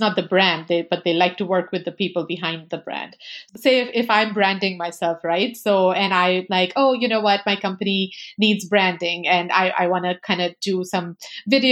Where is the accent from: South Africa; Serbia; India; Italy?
India; As an Indian